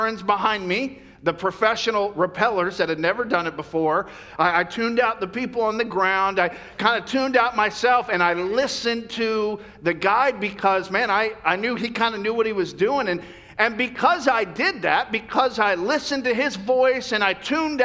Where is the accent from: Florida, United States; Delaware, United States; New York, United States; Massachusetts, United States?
Florida, United States; now in California, United States; when I grew up in Florida, we had, you know, beautiful beaches